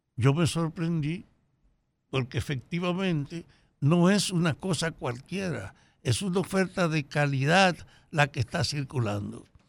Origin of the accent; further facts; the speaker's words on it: Salcedo, Hermanas Mirabal, Dominican Republic; solo en Salcedo, en mi pueblo